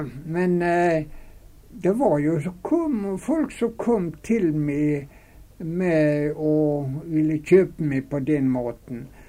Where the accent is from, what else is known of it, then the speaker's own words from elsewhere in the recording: Runde, Møre og Romsdal, Norway; moved away as an adult; now in Fosnavåg, Norway; Og så var jeg veldig glad i heimbygda mi, så det kunne tenkes at det jeg ville lagt inn på og bygd på Runde